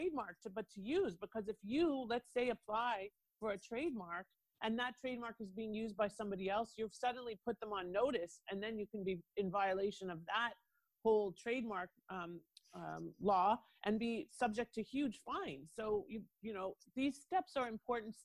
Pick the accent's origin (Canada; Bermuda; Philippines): Canada; Toronto, Ontario; accent: Canadian; now in United States; I'm originally from Toronto. I am an immigrant